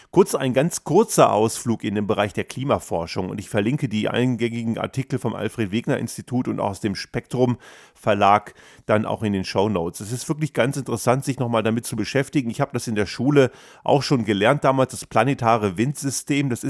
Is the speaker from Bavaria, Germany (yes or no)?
no; Göttingen, Lower Saxony, Germany; ich bin ja in Göttingen aufgewachsen